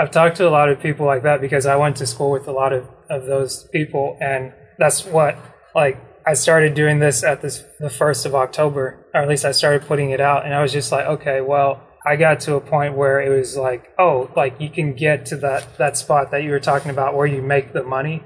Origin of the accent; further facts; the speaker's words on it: Dalton, Georgia, United States; I grew up in Dalton